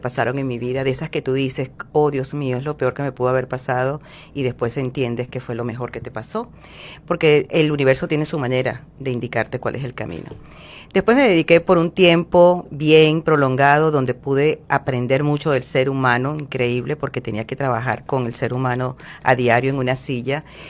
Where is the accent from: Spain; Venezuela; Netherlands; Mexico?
Venezuela; moved away as an adult; now in Miami, United States; soy venezolana. Eh, tengo aproximadamente nueve años viviendo en Miami.